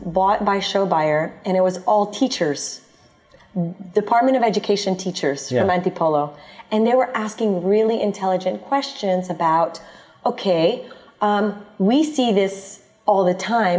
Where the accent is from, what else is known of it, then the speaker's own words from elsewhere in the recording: United States; now in Philippines; my background is both Filipino and American, because I grew up in the States